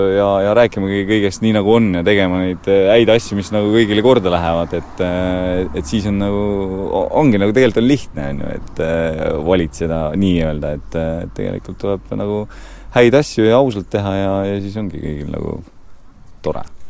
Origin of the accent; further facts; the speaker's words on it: Tori Parish, Pärnu County, Estonia; now in Järva-Jaani, Estonia; tegelikult ma olen Pärnumailt eh, pärit ja ja Tori vallast